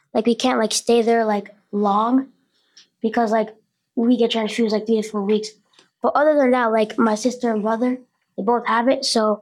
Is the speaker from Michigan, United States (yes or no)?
no; Orlando, Florida, United States; I'm from Orlando, Florida, where like Disney World is